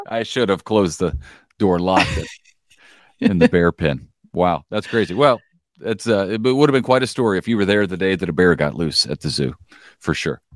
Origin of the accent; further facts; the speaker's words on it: Collinsville, Illinois, United States; now in Springfield, Missouri, United States; my hometown, Collinsville, Illinois